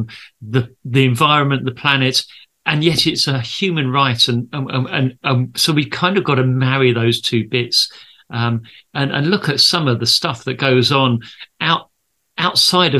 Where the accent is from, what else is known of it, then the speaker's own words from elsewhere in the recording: Kent, South East England, United Kingdom; I'm a councillor down in my hometown of Kent